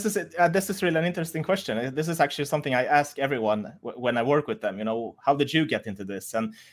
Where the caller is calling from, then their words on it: Munich, Bavaria, Germany; I'm from Munich in Germany right now.